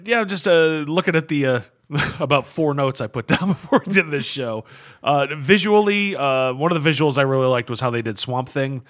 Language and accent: English; United States; as an American